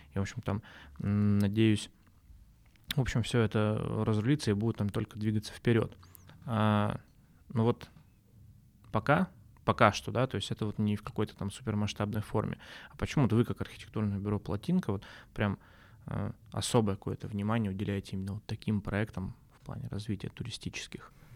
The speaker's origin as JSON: {"language": "Russian", "town": "Nizhny Tagil", "region": "Sverdlovsk Oblast", "country": "Russia", "tie": "born or raised there", "also_born_or_lived": "Yekaterinburg", "moved": "as an adult", "said": "я вот уехал из Тагила там в 17 лет, у меня какая-то связь только сейчас начинает появляться, да, потому что я там все-таки родился"}